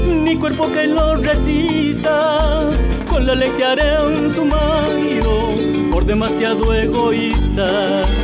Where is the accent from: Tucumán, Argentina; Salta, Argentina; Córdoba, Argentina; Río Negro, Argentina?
Salta, Argentina; Soy apocardoso de Salta, vivo en Aguaray